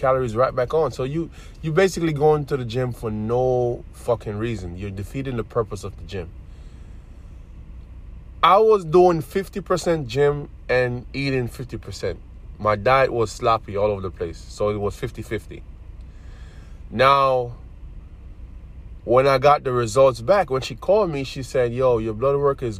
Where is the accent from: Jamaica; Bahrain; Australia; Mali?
Jamaica; now in United States; I'm from Jamaica, born and raised.